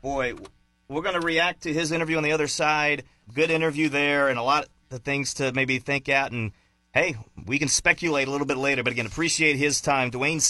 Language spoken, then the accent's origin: English; Advance, Missouri, United States; from one advanced native to another